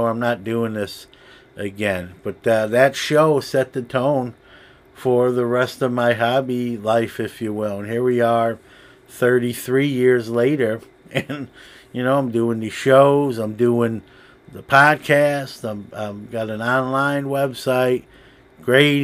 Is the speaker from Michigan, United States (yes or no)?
no; New York City, New York, United States; now in Syracuse, United States; New York City has its share of shows, my hometown